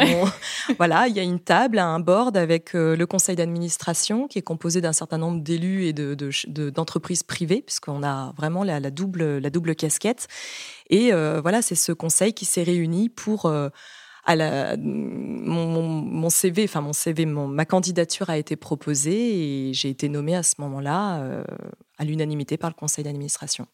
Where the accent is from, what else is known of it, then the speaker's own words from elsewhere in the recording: Brittany, France; je suis bretonne